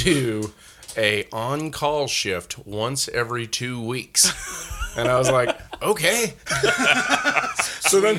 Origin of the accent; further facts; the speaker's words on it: Spring, Texas, United States; moved away as an adult; also born or lived in Nacogdoches, Texas / Yellowstone; I am from Spring, Texas, or Klein, Texas, just north of Houston.